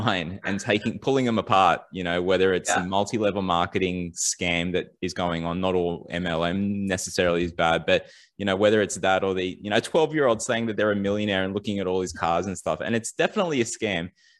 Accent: Sydney, New South Wales, Australia; growing up in Western Sydney

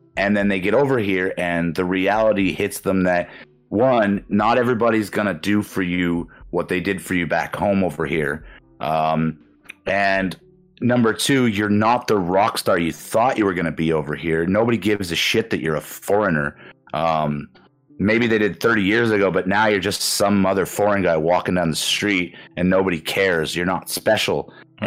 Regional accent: Canada; moved away as an adult; also born or lived in Osaka, Japan; now in Japan; my hometown in Canada

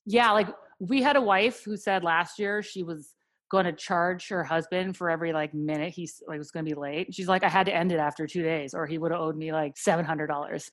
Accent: Canada; moved away as an adult; also born or lived in Philadelphia; now in United States; I'm actually from Canada, and we met in Philadelphia

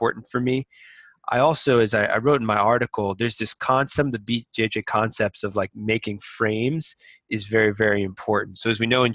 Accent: Boston, Massachusetts, United States; moved away as an adult; now in Shanghai, China; growing up in Massachusetts, I was a wrestler

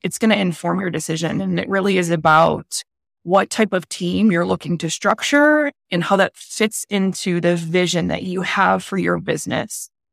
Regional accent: Northeast, United States; I am from the Northeast. I'm very direct

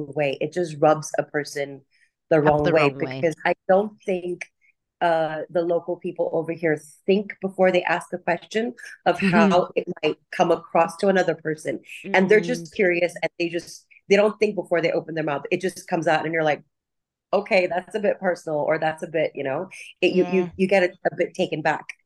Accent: Taiwan; also born or lived in India; I was brought up in Taiwan, and I've been living here for as long as I can remember.

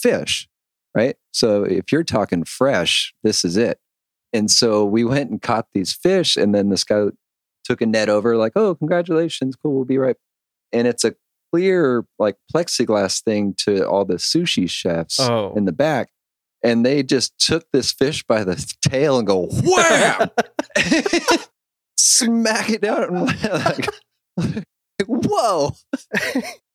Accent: Japan; moved away; I grew up in Japan

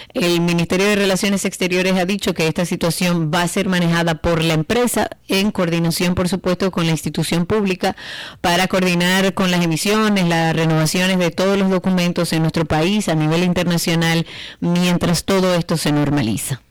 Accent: Dominican Republic

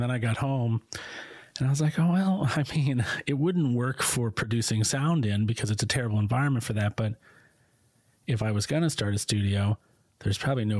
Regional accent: Florida, United States; also born or lived in Concord, New Hampshire; So I was working in South Florida. I was born in Concord, New Hampshire, which is in New England right next to Maine for international listeners.

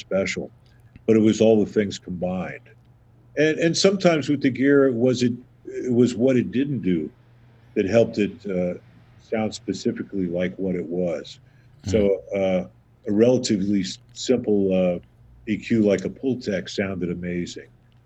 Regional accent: Southern Ohio, United States; now in New York, United States; I grew up in Southern Ohio

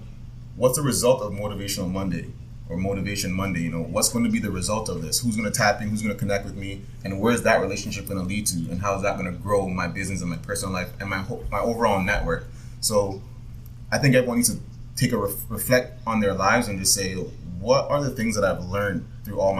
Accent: Jamaica; now in Canada; I was born in Jamaica

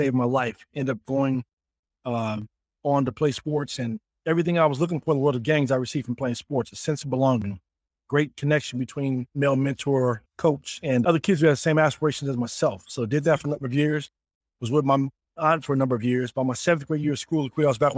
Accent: Denver, Colorado, United States; I'm originally from Denver, Colorado, Laquita, and I grew up there.

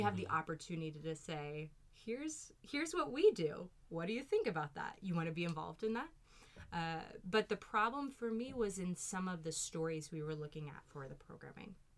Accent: Louisville, Kentucky, United States; accent: Southern; moved away; also born or lived in New York; grow up in Louisville, so a fairly large city, but I think moving from Kentucky to New York

